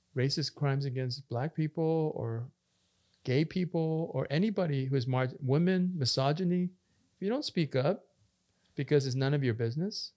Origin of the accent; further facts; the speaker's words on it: Canada; also born or lived in Korea; we grew up in Canada and we're immigrants